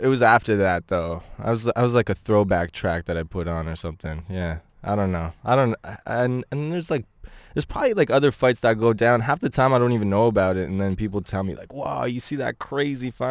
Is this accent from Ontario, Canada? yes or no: yes; Ottawa, Ontario, Canada; I grew up in Ottawa, um, for more, m, like, most of my high school life